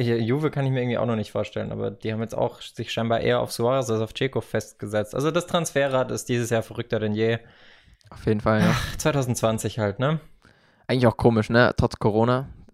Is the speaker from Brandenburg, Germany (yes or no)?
no; Karlsruhe, Baden-Württemberg, Germany; dass ich den Satz mal sage als Karlsruher